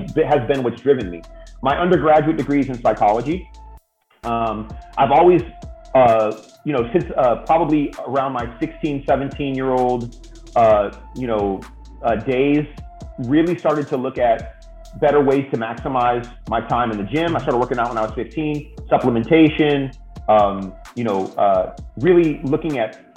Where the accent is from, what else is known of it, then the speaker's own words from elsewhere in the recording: the Bay Area, California, United States; also born or lived in San Diego; I grew up in the Bay Area